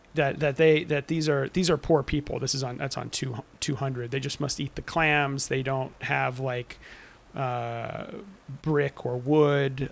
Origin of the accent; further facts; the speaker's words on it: Southern California, United States; I'm from Southern California